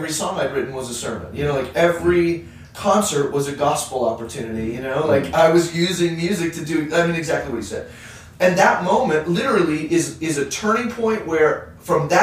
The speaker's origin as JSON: {"language": "English", "region": "Arizona", "country": "United States", "tie": "born or raised there", "said": "I grew up in Arizona"}